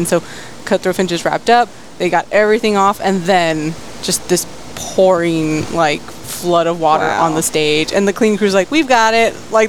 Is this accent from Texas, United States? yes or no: yes; McAllen, Texas, United States; moved away as an adult; now in Fort Worth, United States; I go visit my dad, but now we're to the point where I'm like, I'm just going to fly home.